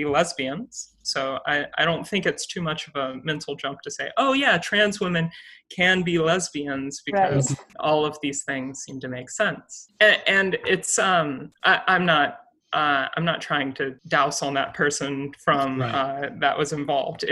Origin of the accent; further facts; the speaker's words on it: South Carolina, United States; moved away as an adult; I was born and raised in South Carolina, and I went to undergrad in South Carolina.